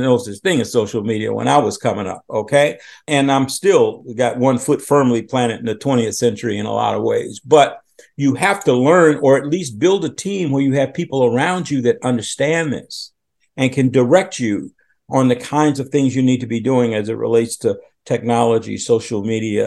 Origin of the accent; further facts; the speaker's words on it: Chicago, Illinois, United States; moved away as an adult; also born or lived in Washington, D.C. / Philadelphia; I'm originally from Chicago.